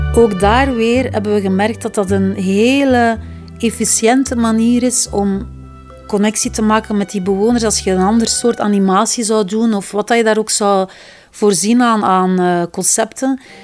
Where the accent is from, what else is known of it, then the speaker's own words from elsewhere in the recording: Flemings, Flanders, Belgium; we zeker als Vlamingen